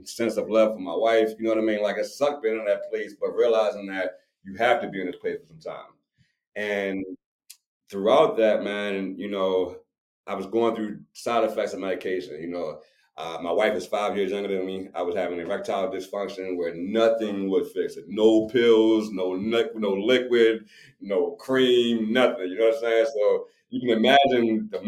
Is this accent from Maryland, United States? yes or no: yes; Baltimore, Maryland, United States; I'm from Baltimore. I'm from the hood.